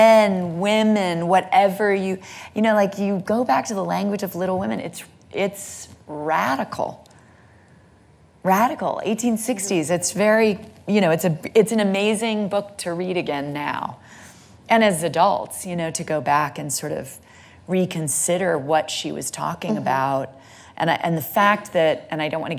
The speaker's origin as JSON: {"language": "English", "town": "Santa Monica", "region": "California", "country": "United States", "said": "I'm from Santa Monica, California."}